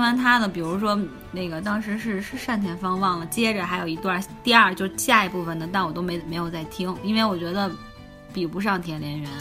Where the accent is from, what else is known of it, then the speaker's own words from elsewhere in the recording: Beijing, China; 作为北京人